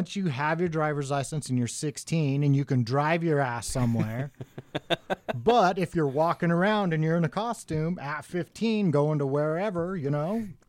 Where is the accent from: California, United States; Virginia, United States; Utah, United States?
Utah, United States; Bountiful; In Bountiful.